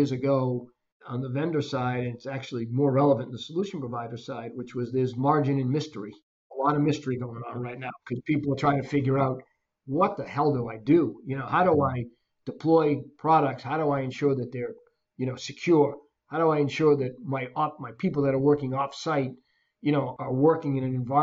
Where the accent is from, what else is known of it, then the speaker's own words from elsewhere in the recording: Boston, Massachusetts, United States; moved away as an adult; now in Florida, United States; I grew up in the Boston area and left years ago